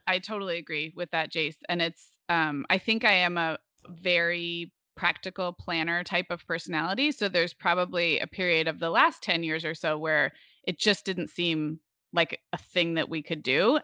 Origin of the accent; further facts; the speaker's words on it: Santa Barbara, California, United States; moved away as an adult; also born or lived in Oregon / Chicago; I was actually in kindergarten when my family moved to Santa Barbara